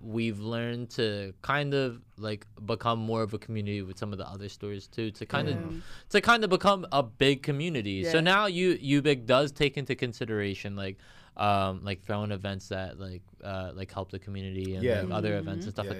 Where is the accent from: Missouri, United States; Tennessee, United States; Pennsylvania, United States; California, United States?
Pennsylvania, United States; Philadelphia; we're all from Philly. We're all born and raised in Philly